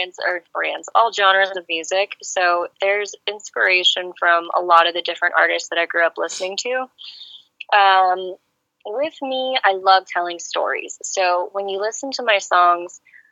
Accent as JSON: {"language": "English", "town": "Tampa", "region": "Florida", "country": "United States", "tie": "born or raised there", "also_born_or_lived": "Serbia", "second_language": "English", "moved": "as an adult", "lives_now": "Kansas City, United States", "said": "So originally, I am from a country called Serbia. I grew up primarily in Tampa, Florida, and now I'm based in Kansas City"}